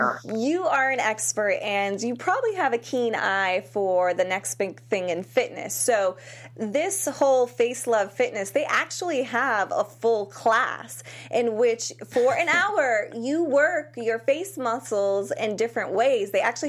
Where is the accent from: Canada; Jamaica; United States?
United States; Worcester, Massachusetts; I'm from Worcester, Massachusetts.